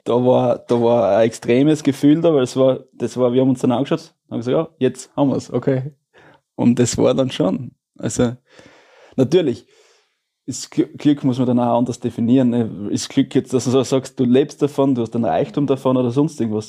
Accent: Styria, Austria; also der Elternbetrieb, oder von, wo die Johanna aufgewachsen ist, wo ich aufgewachsen bin

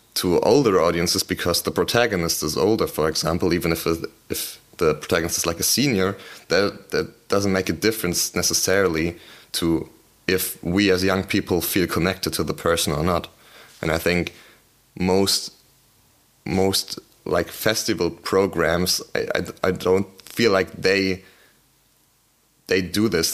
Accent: Berlin, Germany; I'm from Berlin

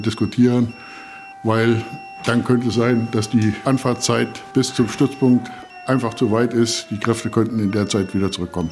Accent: Vasbeck, Hesse, Germany; bei uns in Fassberg

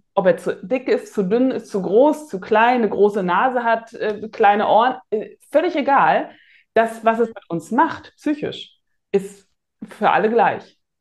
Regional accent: Rostock, Mecklenburg-Vorpommern, Germany; Bin ja in Rostock geboren und aufgewachsen

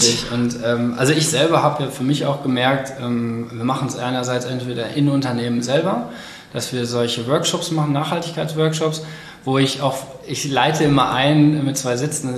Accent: Cologne, North Rhine-Westphalia, Germany; ich komme ja aus Köln, aus der Innenstadt irgendwo und mein ganzer Freundeskreis ist im Endeffekt auch hier

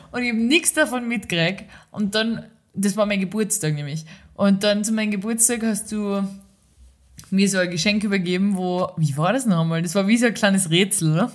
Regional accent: Austria; moved away; da wo in dem ganzen Tal, wo ich herkomme, gibt es keine einzige Ampel

